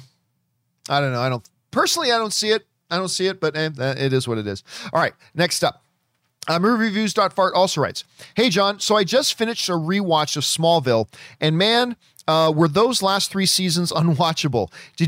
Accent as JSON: {"language": "English", "region": "New York", "country": "United States", "tie": "born or raised there"}